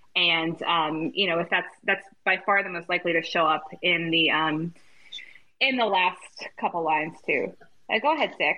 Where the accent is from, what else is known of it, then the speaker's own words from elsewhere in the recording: United States; I'm dropping the American as an American